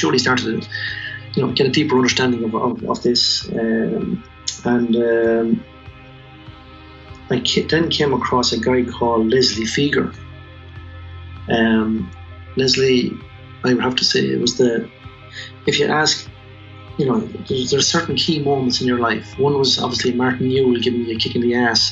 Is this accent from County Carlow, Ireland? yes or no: no; Tullamore, County Offaly, Ireland; also born or lived in Chicago; I was born in Tullamore, raised in Chapel Street